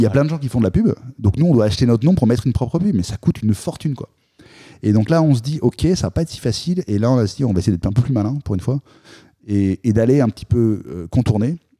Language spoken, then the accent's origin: French; France